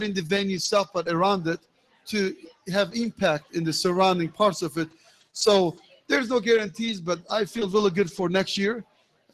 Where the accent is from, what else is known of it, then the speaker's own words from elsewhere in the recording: Indianapolis, Indiana, United States; I live here. This is my hometown